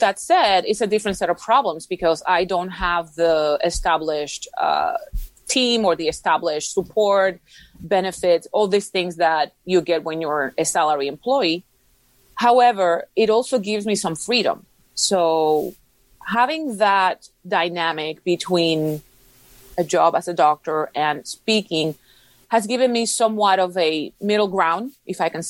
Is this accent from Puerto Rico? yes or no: yes; Puerto Rico; first language Spanish; English is a second language; now in Houston, United States; I live in Houston, Texas, although I'm originally from Puerto Rico.